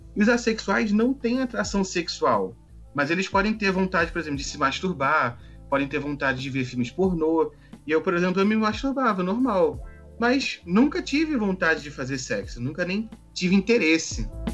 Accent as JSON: {"language": "Portuguese", "region": "Rio de Janeiro", "country": "Brazil", "said": "sou do Rio de Janeiro"}